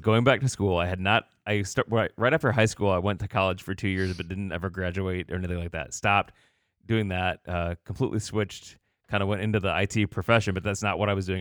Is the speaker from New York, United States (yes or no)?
no; Batavia, Illinois, United States; now in Goshen, United States; I was born in this area, um, but then did most of my growing up in the Chicagoland area